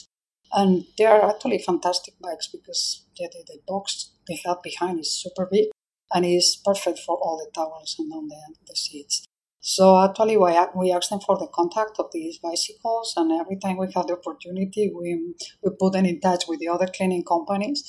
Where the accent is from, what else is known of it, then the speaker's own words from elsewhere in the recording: Spain; now in Singapore; I'm from Spain